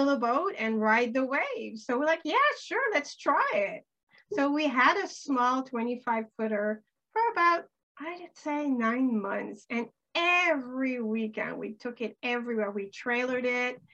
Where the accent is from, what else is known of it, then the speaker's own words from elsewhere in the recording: Canada; also born or lived in Florida / the islands; now in Maine, United States; I grew up in Canada right across the border.